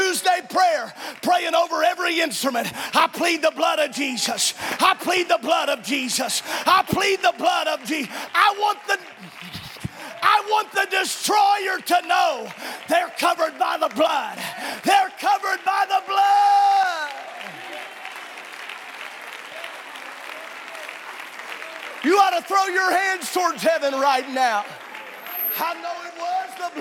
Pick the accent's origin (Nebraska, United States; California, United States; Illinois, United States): Illinois, United States; Southern; this is how I was raised in Southern Illinois